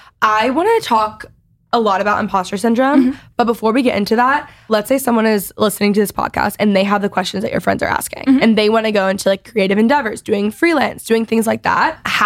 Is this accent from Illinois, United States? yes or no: no; Texas, United States; So obviously growing up in Texas, I don't actually, if you don't know, competitive cheer is like